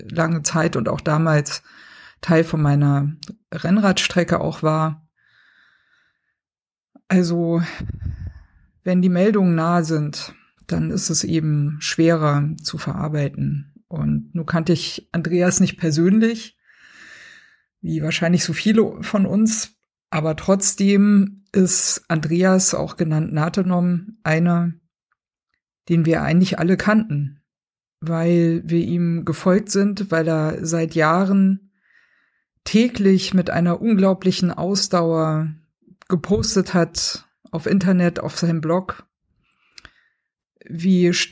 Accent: Baden-Württemberg, Germany; ich bin in Baden-Württemberg aufgewachsen. Ich weiß, was Pforzheim ist.

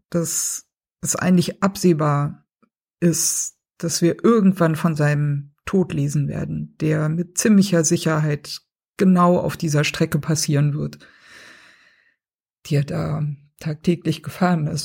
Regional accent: Baden-Württemberg, Germany; ich bin in Baden-Württemberg aufgewachsen. Ich weiß, was Pforzheim ist.

